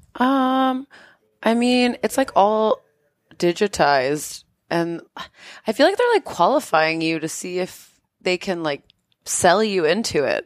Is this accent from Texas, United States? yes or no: no; New York, United States; moved away; I'm from New York